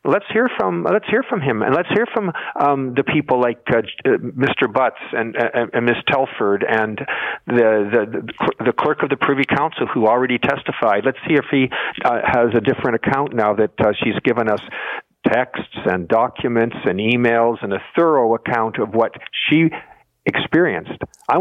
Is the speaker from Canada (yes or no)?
yes; Canada; One of the things I take as a Canadian very, very, very seriously